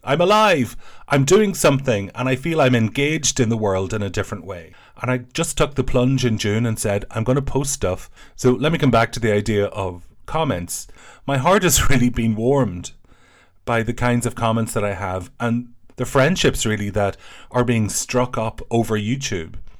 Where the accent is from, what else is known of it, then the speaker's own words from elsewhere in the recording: Ireland; I'm an Irish person